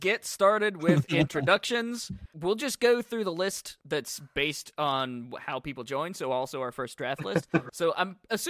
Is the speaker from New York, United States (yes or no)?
no; West Virginia, United States; because I'm from West Virginia and kind of redneck.